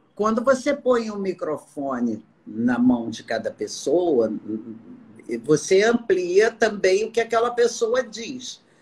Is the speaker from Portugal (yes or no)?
no; Amazon, Acre, Brazil; moved away; Lá no Acre, por exemplo, eu sou da Amazônia